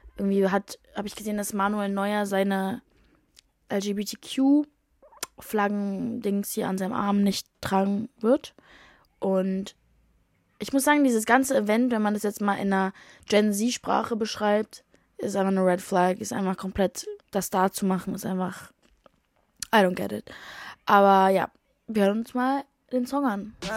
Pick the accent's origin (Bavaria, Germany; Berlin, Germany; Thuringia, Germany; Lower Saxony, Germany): Berlin, Germany; moved away as an adult; now in London, United Kingdom; meine Heimat, aka Berlin